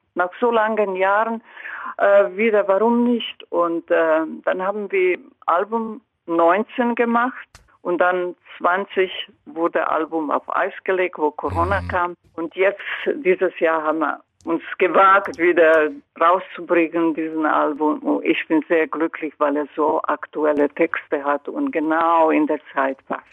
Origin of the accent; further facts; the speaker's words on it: Croatia; German is a second language; moved away; in meiner Heimat